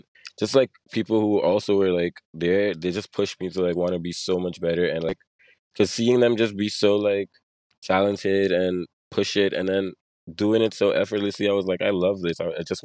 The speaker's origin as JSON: {"language": "English", "country": "Sint Maarten", "tie": "born or raised there", "also_born_or_lived": "Curaçao", "said": "I was born in Curacao, but I was raised in Sint Maarten"}